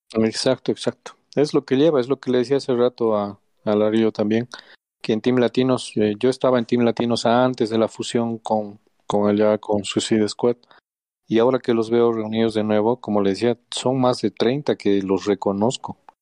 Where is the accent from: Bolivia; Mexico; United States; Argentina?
Bolivia; somos bolivianos